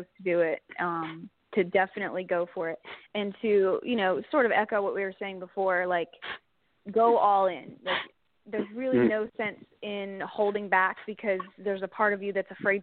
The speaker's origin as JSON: {"language": "English", "country": "Canada", "said": "being a Canadian artist"}